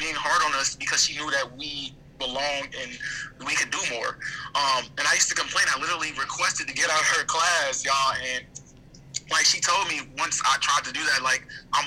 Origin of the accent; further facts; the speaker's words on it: Indiana, United States; now in Atlanta, United States; me growing up in Indiana, it was totally different from being down here